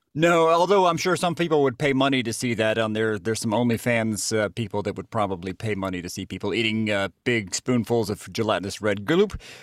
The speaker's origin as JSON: {"language": "English", "town": "Jasper", "region": "Georgia", "country": "United States", "said": "I'm from Jasper, Georgia"}